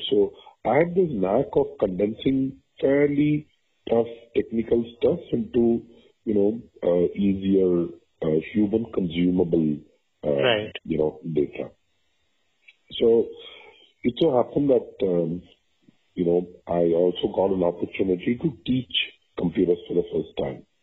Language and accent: English; Vadodara, Gujarat, India; moved away as an adult; now in Bangalore, India; so I'm a Tamil, but I grew up in Gujarat.